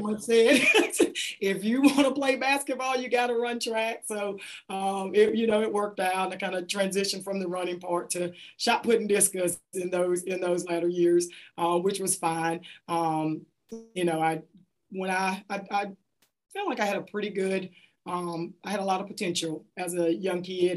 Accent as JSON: {"language": "English", "town": "Kelly Settlement", "region": "Mississippi", "country": "United States", "tie": "born or raised there", "said": "grew up in a community outside of Hattiesburg called uh, Kelly Settlement and I graduated from South Jones High School in Ellisville, Mississippi."}